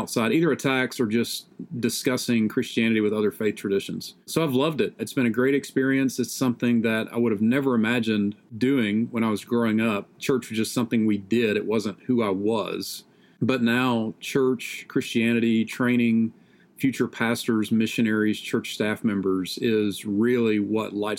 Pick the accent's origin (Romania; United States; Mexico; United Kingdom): United States; Greenville, South Carolina; moved away as an adult; also born or lived in Louisville, Kentucky / Utah; now in Texas, United States; I grew up in northwestern South Carolina